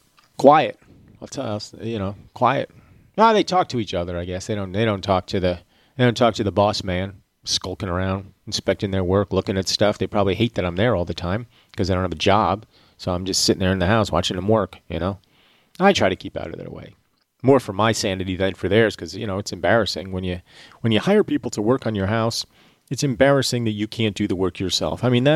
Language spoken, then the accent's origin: English; Georgia, United States; accent: Georgia; my Georgia accent has never been anything to begin